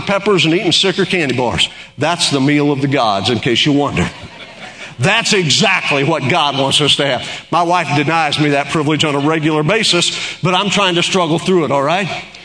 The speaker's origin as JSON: {"language": "English", "region": "Oklahoma", "country": "United States", "said": "in Oklahoma, we can tell a Yankee"}